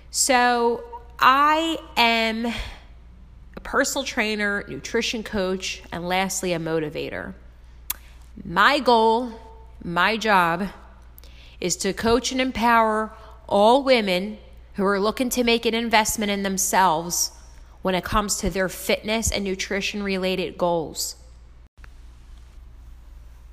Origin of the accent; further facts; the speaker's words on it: Philadelphia, Pennsylvania, United States; moved away as an adult; now in Jersey Shore, United States; I am from Philadelphia, PA, and South Philly